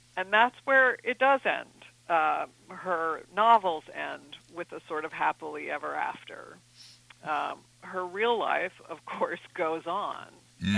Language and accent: English; East Coast, United States; I'm from the East Coast